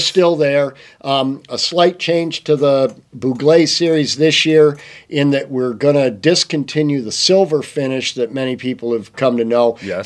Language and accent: English; Michigan, United States; also born or lived in Montana; i am from Michigan